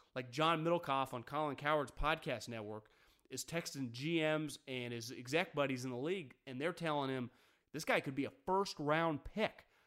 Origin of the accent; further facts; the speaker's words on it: Davis, California, United States; born and raised in Davis, California, a university town